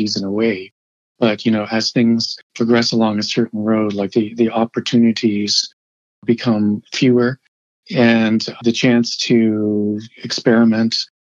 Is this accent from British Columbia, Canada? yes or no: no; Hamilton, Ontario, Canada; moved away as an adult; also born or lived in Woodstock, Ontario / Toronto; I'm from Hamilton, and I've observed some of the changes over the years. I left in the early 1980s